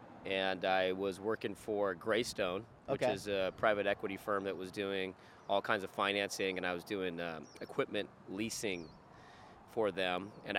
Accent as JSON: {"language": "English", "town": "Glendora", "region": "California", "country": "United States", "tie": "born or raised there", "moved": "as an adult", "lives_now": "Newport Beach, United States", "said": "I grew up in Glendora, okay. California."}